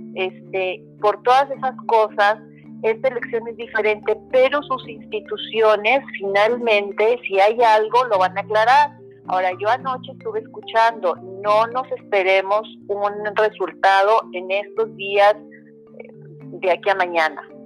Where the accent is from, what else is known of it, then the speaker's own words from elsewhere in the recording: Mexico; los mexicanos nos uniéramos como mexicanos